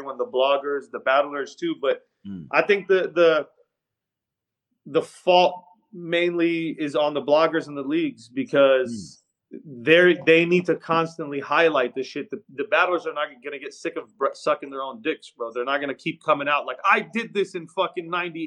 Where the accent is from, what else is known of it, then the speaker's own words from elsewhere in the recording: West Coast, United States; I'm from the West.